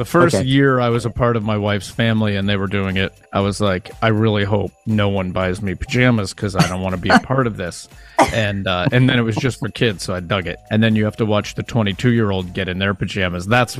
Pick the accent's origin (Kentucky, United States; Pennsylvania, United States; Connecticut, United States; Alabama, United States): Pennsylvania, United States; I grew up in Pennsylvania and it snowed hard during the holidays